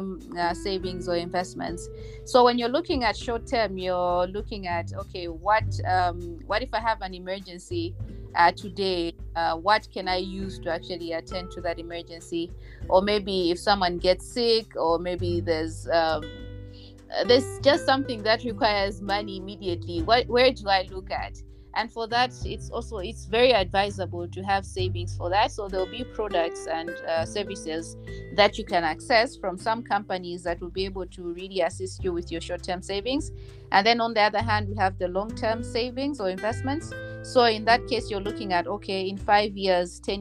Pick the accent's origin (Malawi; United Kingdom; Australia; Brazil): Malawi; Mzuzu, Northern Region; also born or lived in Lilongwe; now in Blantyre, Malawi; I was born and raised in Malawi. I actually grew up in Zuzu. And then after that, we moved to Lilongwe.